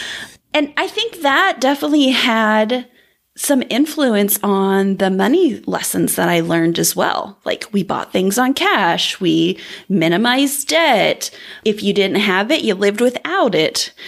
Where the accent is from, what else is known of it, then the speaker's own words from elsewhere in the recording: southern Indiana, United States; I grew up in southern Indiana